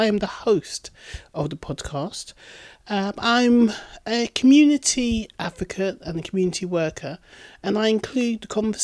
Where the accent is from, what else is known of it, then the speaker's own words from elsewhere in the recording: Bedford, East of England, United Kingdom; my hometown of Bedford